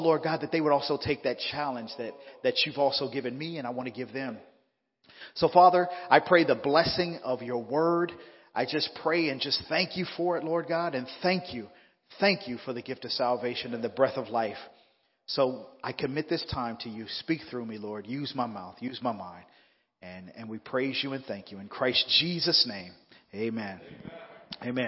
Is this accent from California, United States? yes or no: yes; Southern California, United States; moved away as an adult; now in Fresno, United States; I'm originally from Southern California